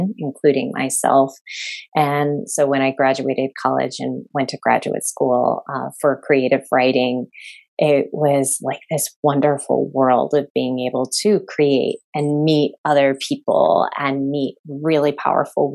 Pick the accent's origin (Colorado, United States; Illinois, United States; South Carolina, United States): Illinois, United States; Chicago; moved away as an adult; also born or lived in Massachusetts; I grew up in Chicago, so in the city